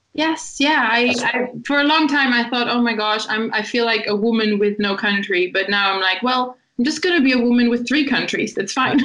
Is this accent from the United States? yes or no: no; Germany; moved away as an adult; also born or lived in Italy; now in Brighton, United Kingdom; I was born in Italy and um, I have an Italian family, but I grew up in Germany. Um, and I lived in Germany my whole life until about three years ago when I moved to Brighton.